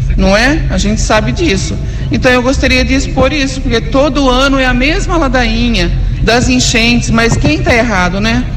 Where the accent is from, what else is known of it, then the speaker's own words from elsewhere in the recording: Americana, São Paulo, Brazil; Nasci aqui em Americana. E meus pais também são daqui